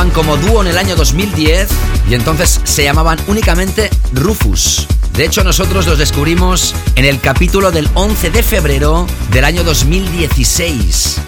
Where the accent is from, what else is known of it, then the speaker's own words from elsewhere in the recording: Barcelona, Catalonia, Spain; la ciudad donde he nacido y crecido, la ciudad de Barcelona